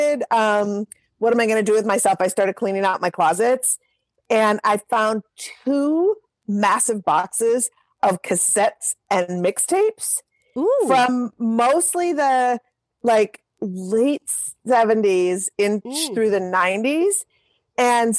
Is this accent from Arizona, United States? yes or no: no; Minneapolis, Minnesota, United States; moved away as an adult; also born or lived in New York City; I'm from Minneapolis. And so all those Minneapolis folks, it was kind of a cool time to grow up in the early 80s